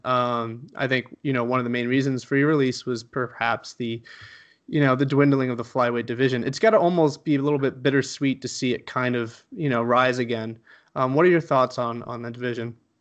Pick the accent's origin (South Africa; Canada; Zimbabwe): Canada; I'm from Canada